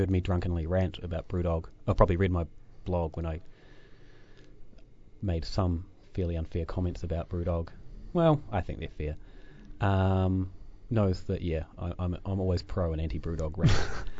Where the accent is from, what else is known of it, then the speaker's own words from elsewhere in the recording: New Zealand; accent: Kiwi; My Kiwi accent, you know. vowels are we can't distinguish between too many vowels.